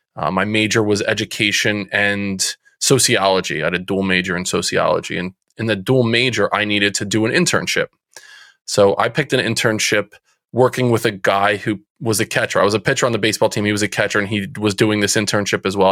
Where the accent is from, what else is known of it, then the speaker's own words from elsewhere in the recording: Central New Jersey, United States; I'm from Central New Jersey. People might be able to hear it from the accent that that comes out every now and again. Uh, Central Jersey. Grew up um, playing sports